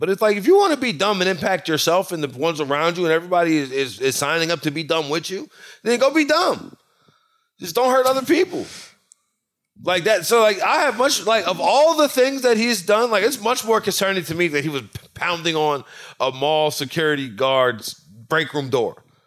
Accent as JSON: {"language": "English", "region": "Louisiana", "country": "United States", "tie": "born or raised there", "said": "I'm from Louisiana, and I'm from country Louisiana"}